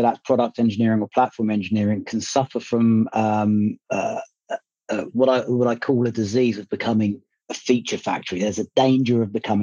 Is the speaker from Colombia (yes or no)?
no; Libya; now in United Kingdom; I was born in Libya and my parents are Libyan, so I go visit Libya quite often